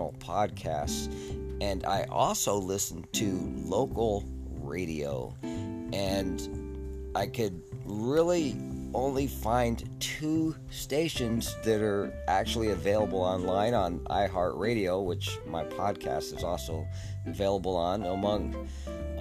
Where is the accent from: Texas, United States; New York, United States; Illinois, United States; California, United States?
California, United States; San Diego; There's KOGO in San Diego I like to listen to. It's my hometown, my home county.